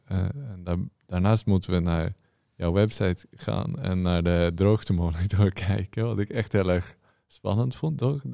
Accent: Norway; moved away as an adult; now in Amsterdam, Netherlands; ik uit Noorwegen kom

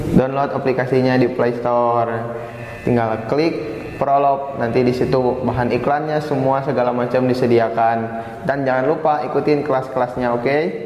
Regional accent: Cimahi, West Java, Indonesia; Saya berasal dari kota Cimahi

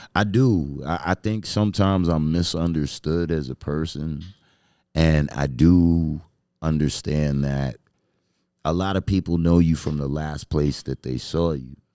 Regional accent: New York City, New York, United States; I grew up in Flushing

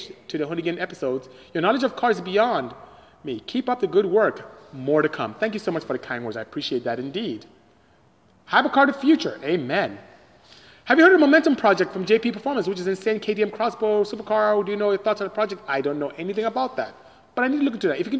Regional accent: Nigeria; I'm Nigerian from West Africa.

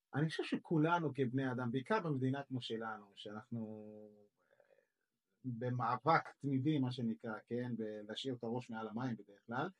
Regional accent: Israel

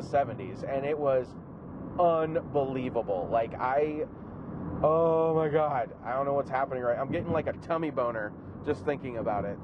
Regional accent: California, United States; growing up in California in the in the in, in my teenage years

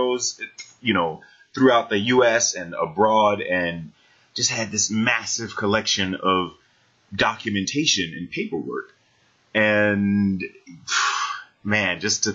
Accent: Jacksonville, Florida, United States; I grew up in Jacksonville, Florida

